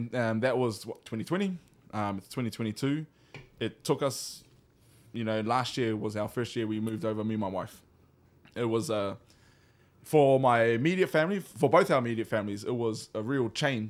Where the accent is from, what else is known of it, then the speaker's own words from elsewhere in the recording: Hawaii, United States; this was just an opportunity for us to strengthen our taha Hawaiian side here in Hawaii. being Hawaiian myself as well, and my wife